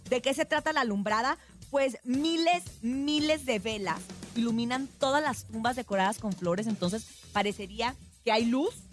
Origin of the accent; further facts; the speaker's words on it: Sinaloa, Mexico; en mi tierra se usa muchísimo, pues ustedes saben que Sinaloa es la tierra de la música de banda